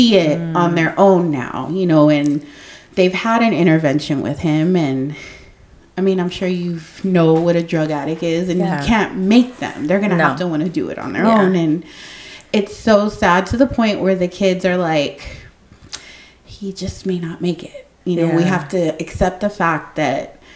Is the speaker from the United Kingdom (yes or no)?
no; San Antonio, Texas, United States; moved away as an adult; also born or lived in Austin, Texas / Buda, Texas; I did not want to come back to San Antonio because back then I was like, I live in Austin and Buda. Like, I left my hometown.